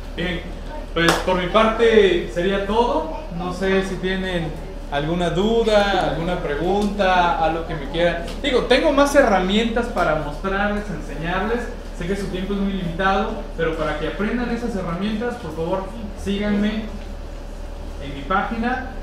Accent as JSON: {"language": "Spanish", "country": "Mexico", "said": "nuestra idiosincrasia como mexicano"}